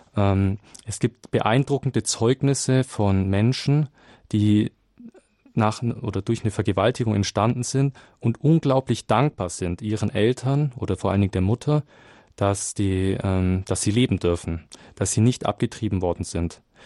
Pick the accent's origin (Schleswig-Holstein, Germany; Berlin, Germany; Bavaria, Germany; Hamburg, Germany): Bavaria, Germany; Nuremberg; aus Nürnberg